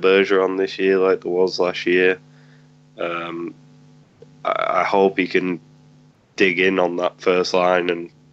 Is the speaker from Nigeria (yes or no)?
no; England, United Kingdom; me being English